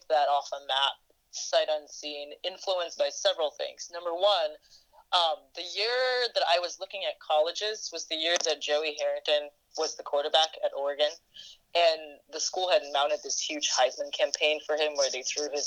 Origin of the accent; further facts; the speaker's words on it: Singapore; now in United States; when I was growing up in Singapore